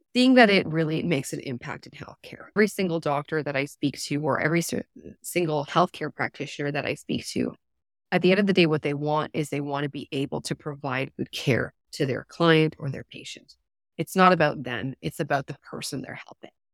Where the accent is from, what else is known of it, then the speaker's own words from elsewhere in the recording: Alberta, Canada; I grew up in Alberta in a rural area